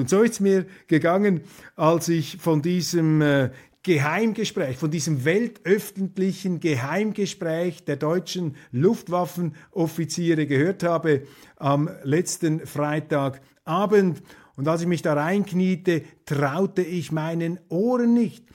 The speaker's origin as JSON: {"language": "German", "country": "Switzerland", "said": "als Vierteldeutscher und als Schweizer"}